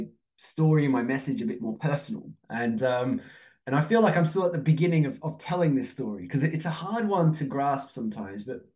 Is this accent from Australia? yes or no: yes; Australia; moved away as an adult; also born or lived in Turkey; now in Oxford, United Kingdom; I'm from Turkey originally, grew up in Australia, live in the UK